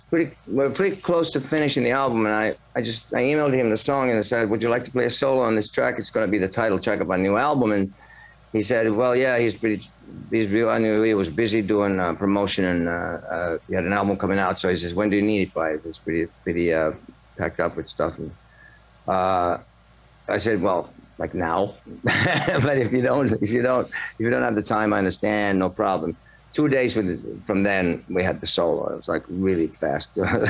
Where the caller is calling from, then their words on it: Finland; It's 6:45 here. It's in Finland.